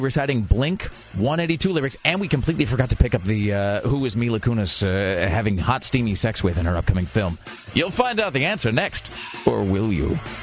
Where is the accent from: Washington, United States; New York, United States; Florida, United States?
Washington, United States; Kennewick; my hometown of Kennewick